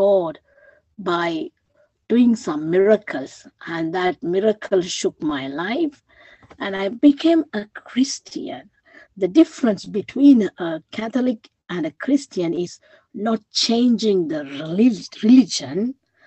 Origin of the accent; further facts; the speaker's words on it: Sri Lanka; moved away; I'm originally from Sri Lanka.